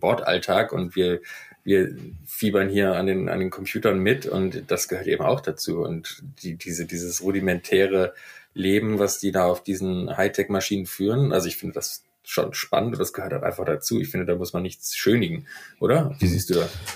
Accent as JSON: {"language": "German", "town": "Düsseldorf", "region": "North Rhine-Westphalia", "country": "Germany", "tie": "born or raised there", "also_born_or_lived": "Rostock", "moved": "as an adult", "said": "ich bin gebürtiger Düsseldorfer und mich hat es 2005 an die Küste nach Rostock verschlagen"}